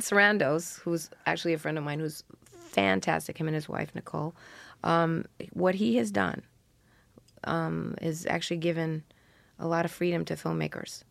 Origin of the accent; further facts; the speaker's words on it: New York City, New York, United States; I grew up around the Greenwich Village cafes